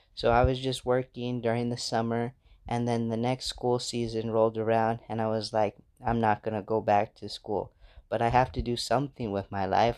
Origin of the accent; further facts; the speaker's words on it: United States; moved away as an adult; now in Ghana; I'm from America.